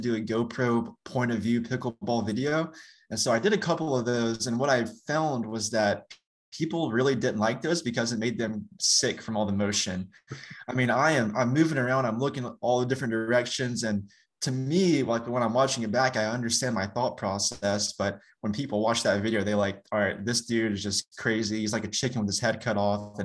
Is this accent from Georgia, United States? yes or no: yes; Young Harris, Georgia, United States; also born or lived in Hiawassee, Georgia; I was born and raised in Young Harris, Georgia, and Hiawassee is the neighboring city